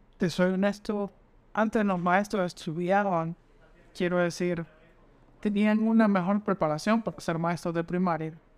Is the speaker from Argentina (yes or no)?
no; Honduras; como todo hondureño pedí puntos